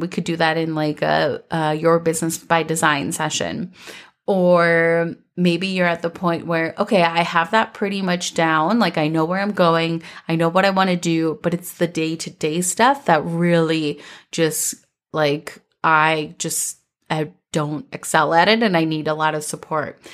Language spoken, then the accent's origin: English; Minnesota, United States; growing up in Minnesota